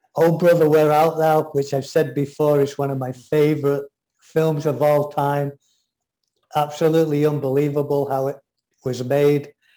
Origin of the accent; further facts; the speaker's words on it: England, United Kingdom; I'm English